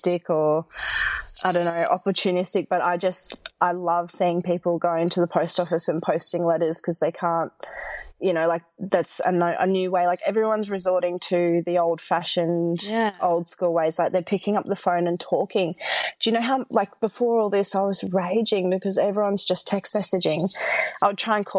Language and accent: English; Nambour, Queensland, Australia; moved away as an adult; also born or lived in Brisbane; I grew up in Nambour on the Sunshine Coast